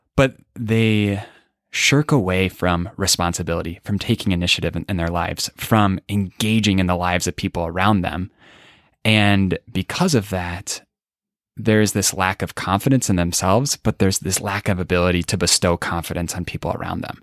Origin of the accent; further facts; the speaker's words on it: Des Moines, Iowa, United States; I grew up in the great state of Iowa.